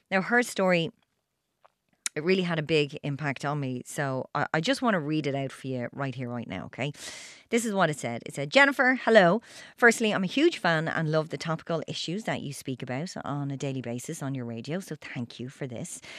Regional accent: Limerick, Munster, Ireland; I'm from Limerick.

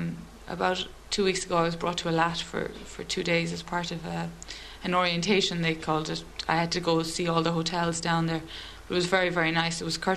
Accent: Limerick, Munster, Ireland; moved away as an adult; now in Galway, Ireland; I'm from Limerick originally, but I'm stationed in Galway with the 1st Battalion at the moment.

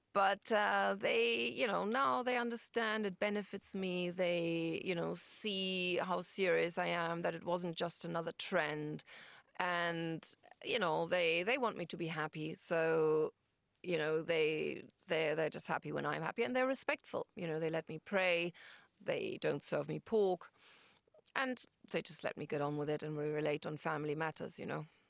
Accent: Hamburg, Germany; moved away as an adult; also born or lived in London; I'm from Germany, from Hamburg

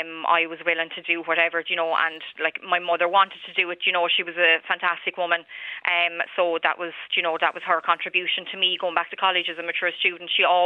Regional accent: Wexford, Leinster, Ireland; moved away as an adult; now in Waterford, Ireland; I moved to Waterford from Wexford, from home.

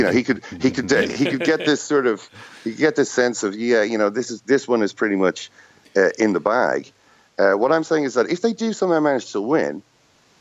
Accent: Ireland; as an Irish football supporter

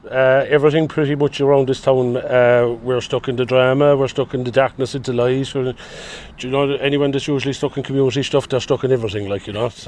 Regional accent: Kilmallock, Munster, Ireland; My hometown is Kilmallock

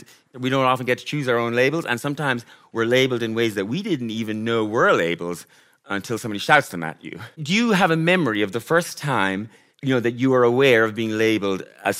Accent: Mayo, Connacht, Ireland; when I grew up in Mayo, I was probably in my late 20s before I even knew that people meant, traveller when they said it. Because it wasn't part of our slang in the west of Ireland at the time.

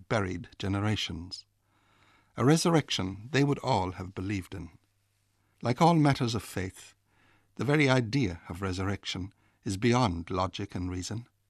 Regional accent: North Kerry, Munster, Ireland; In the parish I was born in Reardon, Valley Longford in North Kerry

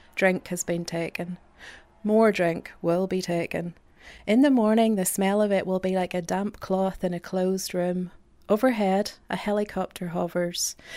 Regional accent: Northern Ireland, United Kingdom; born or raised there; moved away

